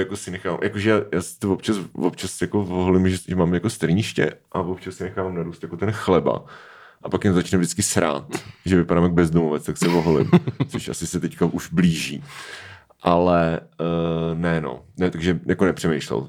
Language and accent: Czech; Svitavy, Pardubice Region, Czechia; když jsem byl malý, tak ve Světavách bylo autorské čtení s Petrem Šabachem